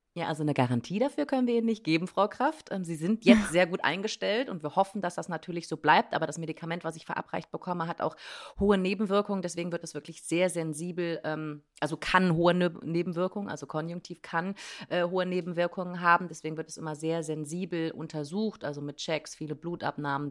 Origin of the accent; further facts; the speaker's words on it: Germany; bei uns in Deutschland